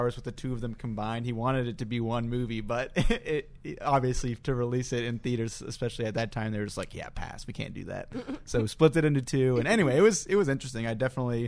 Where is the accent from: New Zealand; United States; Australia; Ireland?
United States; being an American